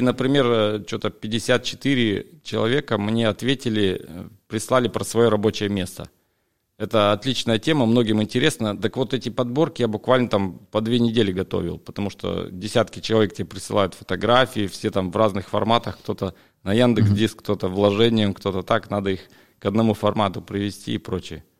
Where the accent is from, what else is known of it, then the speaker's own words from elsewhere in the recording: Siberia, Russia; also born or lived in Jacksonville, Florida, United States; в моей Сибири, в родной, там, где у меня родители